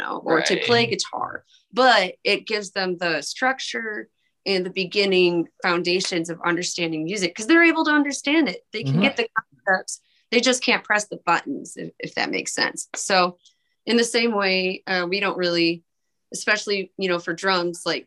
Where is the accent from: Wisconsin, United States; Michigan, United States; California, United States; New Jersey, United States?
Michigan, United States; now in Fort Wayne, United States; I'm from Michigan, preschool's required